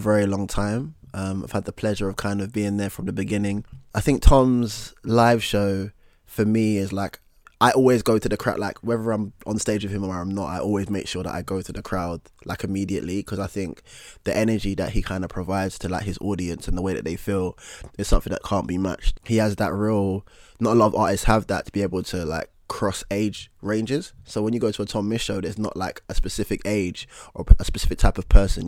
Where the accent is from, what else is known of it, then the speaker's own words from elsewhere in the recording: London, United Kingdom; I'm a rapper from East London